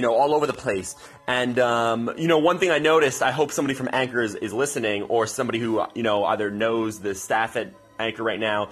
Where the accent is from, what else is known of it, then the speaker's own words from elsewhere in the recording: Cranford, New Jersey, United States; my hometown